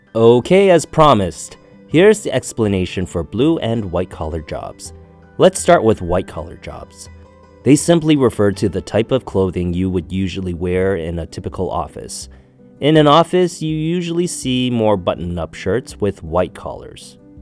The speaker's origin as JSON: {"language": "English", "country": "Canada", "tie": "born or raised there", "said": "Growing up in Canada"}